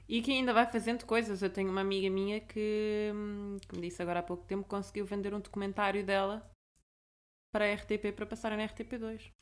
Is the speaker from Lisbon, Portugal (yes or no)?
yes; Lisbon, Portugal; eu sou de Lisboa